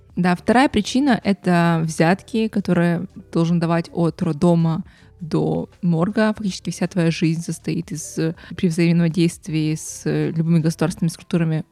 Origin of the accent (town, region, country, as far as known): Ukraine; moved away as an adult; now in Canada